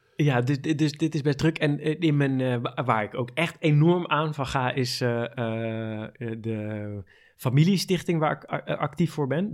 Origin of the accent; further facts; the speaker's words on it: Amsterdam, North Holland, Netherlands; Ik ben eh, geboren en getogen in Amsterdam